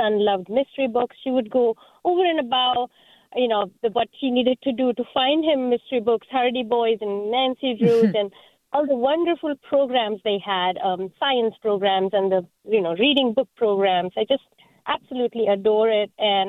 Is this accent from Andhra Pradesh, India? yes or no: no; Mumbai, Maharashtra, India; moved away as an adult; now in East Bay, United States; I moved from Mumbai, India, and growing up, I loved reading, but I did not have easy access to these books.